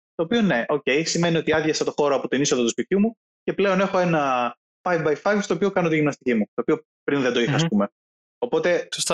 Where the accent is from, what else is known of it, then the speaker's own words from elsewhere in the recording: Greece; είμαι Έλληνας Οκ, okay, ναι, είναι ο χώρος στον οποίο γεννήθηκα και μεγάλωσα